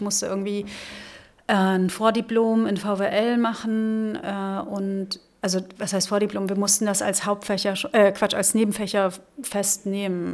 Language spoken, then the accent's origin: German; Rhineland-Palatinate, Germany; also born or lived in Northern Germany / Lübeck / Hesse; now in Berlin, Germany; ich bin in der Südpfalz groß geworden. Ich bin in Norddeutschland geboren